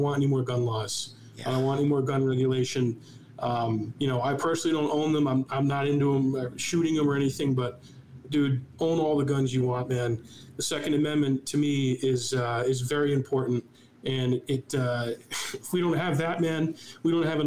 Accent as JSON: {"language": "English", "region": "New Hampshire", "country": "United States", "tie": "born or raised there", "also_born_or_lived": "Massachusetts / Washington, D.C.", "said": "I moved from Massachusetts to New Hampshire in fourth grade in 1997, and I've been here ever since"}